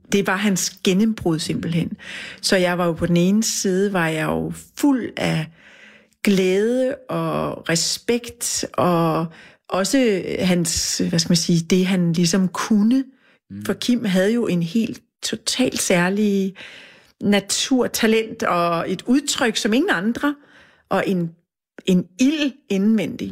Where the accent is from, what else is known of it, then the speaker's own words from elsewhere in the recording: Funen, Southern Denmark, Denmark; now in Copenhagen, Denmark; jeg er jo fra Fyn